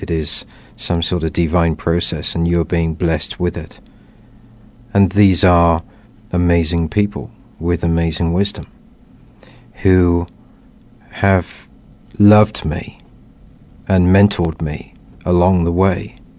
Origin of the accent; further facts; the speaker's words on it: England, United Kingdom; growing up in England, realizing that I was very much influenced by and living in a Christian environment